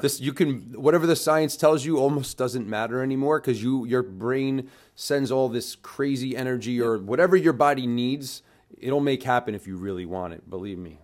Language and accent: English; New York City, New York, United States; I'm originally a New Yorker, um, grew up in the food and beverage